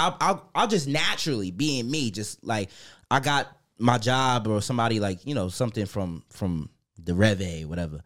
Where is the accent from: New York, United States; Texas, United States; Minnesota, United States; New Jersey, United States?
New York, United States; now in Germany; I'm from New York